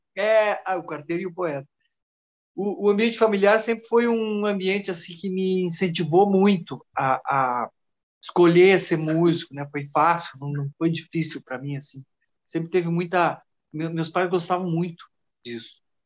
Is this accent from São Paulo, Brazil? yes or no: no; Soledade, Rio Grande do Sul, Brazil; also born or lived in Giruá, Rio Grande do Sul; Saí de, de soledade, meio fugido, assim, da família